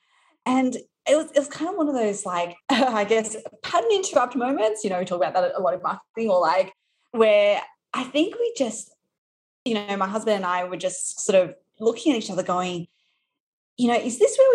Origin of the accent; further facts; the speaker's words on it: Australia; accent: Australian; moved away as an adult; now in New York, United States; You might be able to tell from my accent that I am from Australia. So I live in New York right now, but originally from Australia